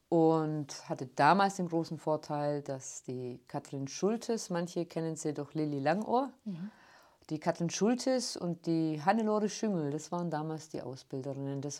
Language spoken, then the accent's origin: German; Ulm, Baden-Württemberg, Germany; Aufwachsen hier in der Stadt und ich wurde oft angesprochen wegen meinem rollenden R. Ich bin nicht gebürtig aus Ulm, aber mit vier Wochen hierher verschleppt worden.